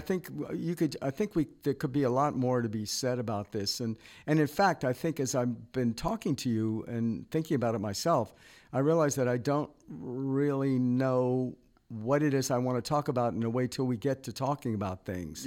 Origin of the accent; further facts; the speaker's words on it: Virginia, United States; moved away as an adult; also born or lived in New York / New Orleans; now in Lafayette area, United States; I grew up in Virginia on the water